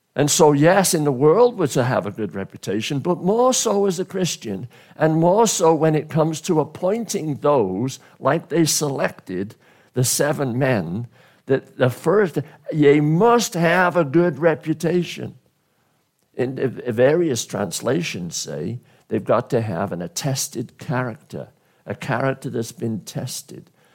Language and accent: English; United Kingdom; now in United States; when I grew up in Great Britain, I grew up blue collar